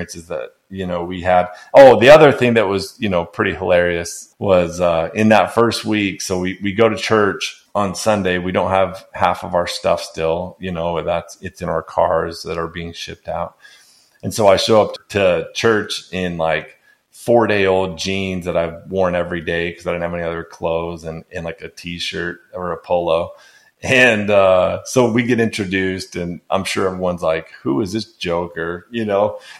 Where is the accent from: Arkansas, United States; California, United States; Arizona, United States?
Arizona, United States; moved away as an adult; now in Knoxville, United States; I'm from Arizona. We don't have these type of snakes out there.